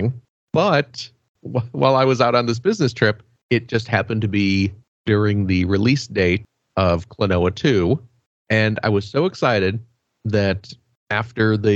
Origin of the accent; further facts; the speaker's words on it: Chicago, Illinois, United States; moved away; I am originally from the Chicagoland area